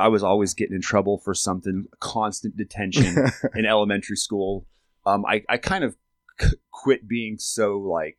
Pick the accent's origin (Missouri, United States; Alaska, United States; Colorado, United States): Alaska, United States; I'm from Alaska, and I grew up in a tiny town